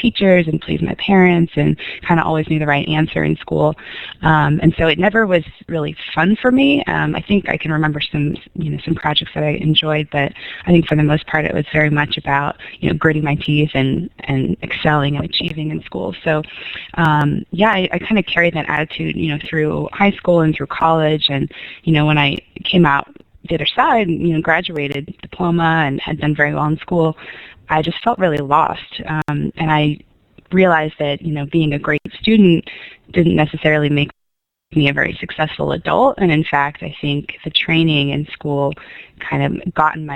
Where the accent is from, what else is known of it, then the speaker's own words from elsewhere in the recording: Sonoma, California, United States; moved away as an adult; also born or lived in San Francisco; now in Jackson, United States; I grew up in Northern California in a small town, Sonoma